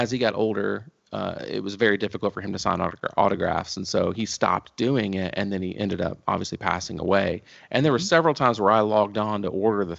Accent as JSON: {"language": "English", "region": "North Carolina", "country": "United States", "tie": "born or raised there", "also_born_or_lived": "Ohio", "said": "I grew up in North Carolina"}